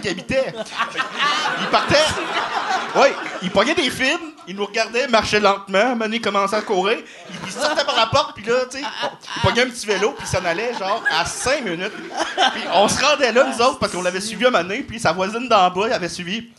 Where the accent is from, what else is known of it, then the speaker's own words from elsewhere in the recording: Salaberry-de-Valleyfield, Quebec, Canada; je viens de Valleyfield.